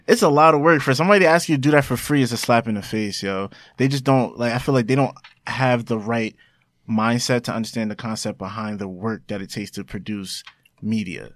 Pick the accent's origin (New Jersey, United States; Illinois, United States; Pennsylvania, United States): New Jersey, United States; Roselle; also born or lived in Elizabeth, New Jersey; I was born and raised in Jersey.